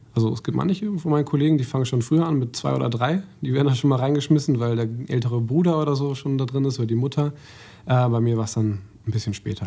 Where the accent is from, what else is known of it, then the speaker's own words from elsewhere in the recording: Mülheim, Germany; ich bin in Mülheim aufgewachsen